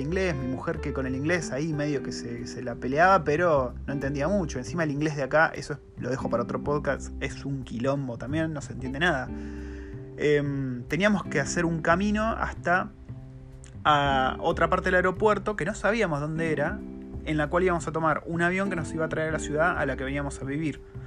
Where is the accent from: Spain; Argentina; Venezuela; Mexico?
Argentina; moved away as an adult; also born or lived in New Zealand; now in Wellington, New Zealand